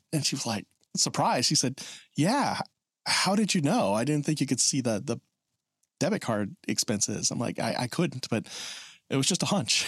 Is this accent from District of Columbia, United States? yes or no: no; Oklahoma, United States; I'm from Oklahoma